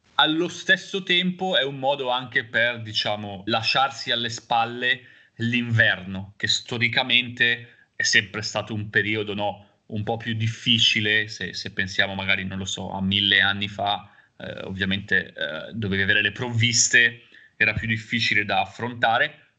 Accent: Busto Arsizio, Lombardy, Italy; now in Genoa, Italy; siamo entrambi nati e cresciuti a Busto Arsizio

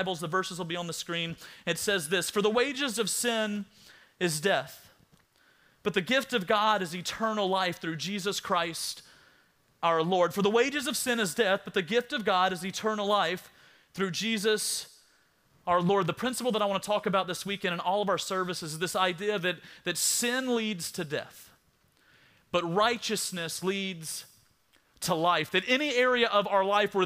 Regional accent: South Alabama, United States; I'm from South Alabama

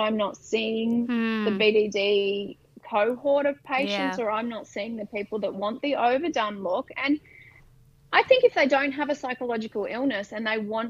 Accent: Brisbane, Queensland, Australia; I'm from Brisbane

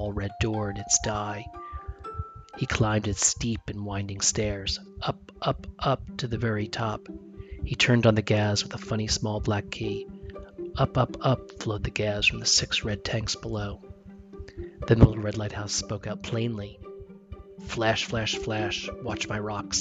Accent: New Jersey, United States; I grew up in New Jersey

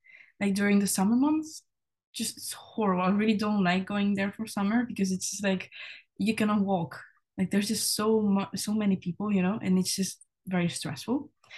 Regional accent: Catalonia, Spain; moved away as an adult; now in Edinburgh, United Kingdom; I'm from Spain originally. I was born and raised there, but I have 0% Spanish blood because my mom is from the Netherlands and my dad is from Taiwan. So I've always lived like in this international culture.

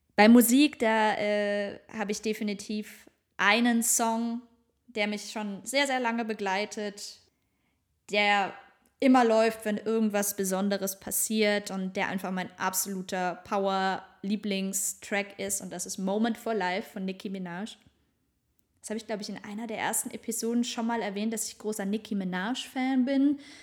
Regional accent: Northern Black Forest, near Baden-Baden, Baden-Württemberg, Germany; moved away as an adult; also born or lived in Stuttgart; Ich komme aus dem Schwarzwald, Nordschwarzwald besser gesagt, äh, born and raised, aus der Nähe von Baden-Baden

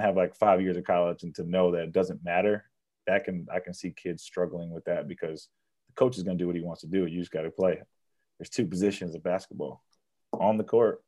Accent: United States; moved away as an adult; also born or lived in northern England; as an American overseas

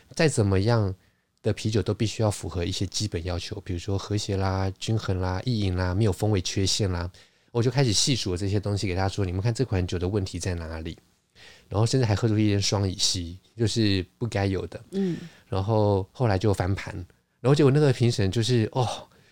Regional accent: Taiwan; 就是我一个台湾人

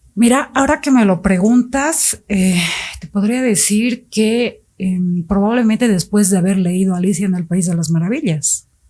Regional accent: Bolivia; also born or lived in Mexico City, Mexico; soy boliviana, pero partí con ellos y vivimos algunos años en Ciudad de México

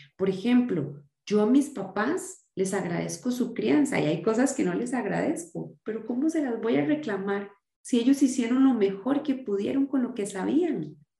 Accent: Costa Rica; yo soy costarricense, nací en Costa Rica y me criaron en la em, religión evangélica, así fui criada

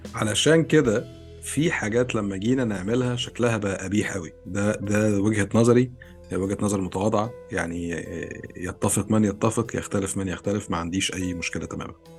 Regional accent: Egypt; moved away; انت مصري وانا مصري وعايشين في مصر

